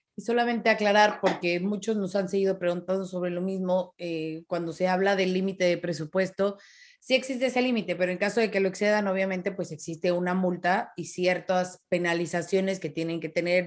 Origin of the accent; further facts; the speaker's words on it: Mexico; como mexicana